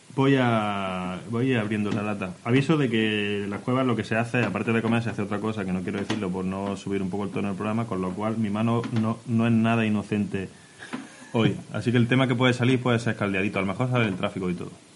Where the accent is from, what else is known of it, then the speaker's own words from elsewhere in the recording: Orce, Andalusia, Spain; Vengo de Orce